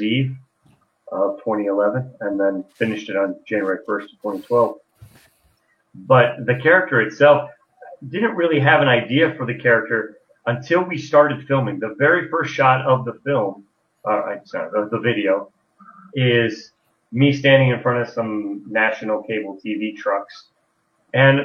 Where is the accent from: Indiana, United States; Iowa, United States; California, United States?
Iowa, United States; Carroll County; I grew up in Carroll County, Iowa, which is in West Central Iowa.